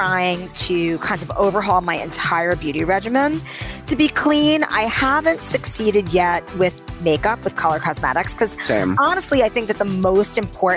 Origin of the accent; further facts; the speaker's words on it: New York City, New York, United States; I grew up in New York City